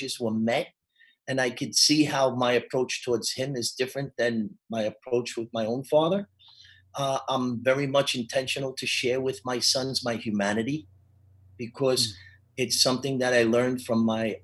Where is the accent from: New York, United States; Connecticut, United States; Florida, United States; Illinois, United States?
New York, United States; now in Charlotte, United States; where I grew up in New York, you were either Catholic or Jewish